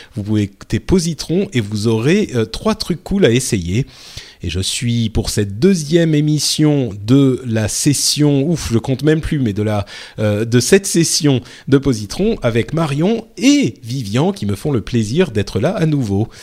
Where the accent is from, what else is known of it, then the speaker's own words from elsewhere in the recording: France; je suis français